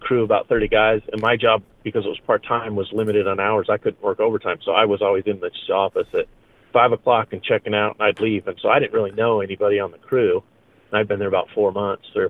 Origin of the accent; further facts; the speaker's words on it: Salmon, Idaho, United States; also born or lived in Boise, Idaho; My parents adopted me when I was a month old and went to live with them in Salmon